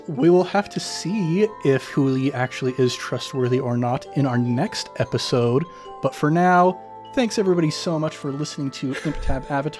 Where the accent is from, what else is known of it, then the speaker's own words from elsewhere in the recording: Idaho, United States; my home state, the place where I done been born and raised.